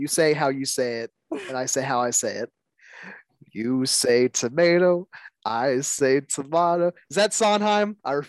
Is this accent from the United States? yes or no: yes; United States; I'm an American.